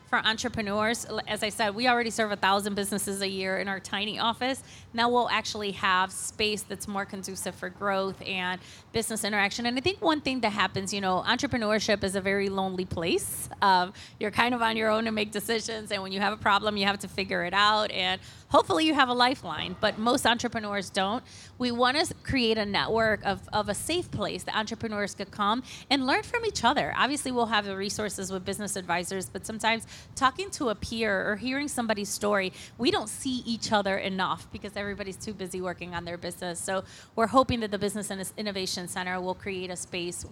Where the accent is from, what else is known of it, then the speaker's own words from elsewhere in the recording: Cleveland, Ohio, United States; I am a proud Lincoln West alum, by the way. I grew up on West 30th and Clark, and so this is my homecoming with CentroVilla.